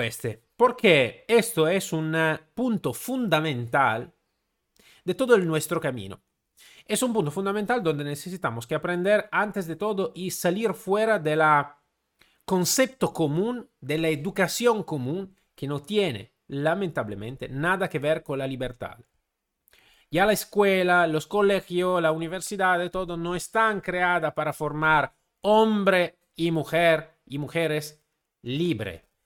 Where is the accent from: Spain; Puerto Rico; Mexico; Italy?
Italy; Spanish is a second language; Siendo italiano no puedo pedir la ciudadanía española porque soy italiano